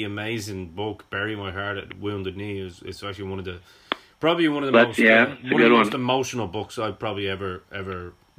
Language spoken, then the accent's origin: English; Ireland; me as an Irishman